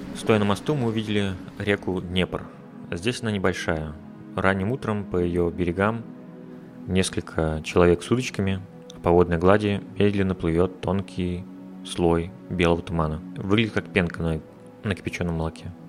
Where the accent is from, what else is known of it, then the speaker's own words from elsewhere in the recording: Udmurtia, Russia; moved away as an adult; also born or lived in Izhevsk, Russia / Kazan, Russia / Moscow, Russia; now in Riga, Latvia; Я вырос в Удмуртии, был пять лет студентом в Ижевске.